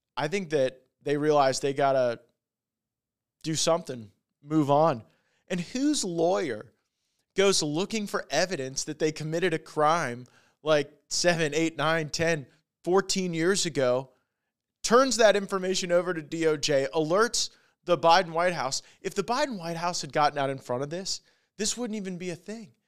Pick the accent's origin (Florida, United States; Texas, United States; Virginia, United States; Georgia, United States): Florida, United States; we are from Florida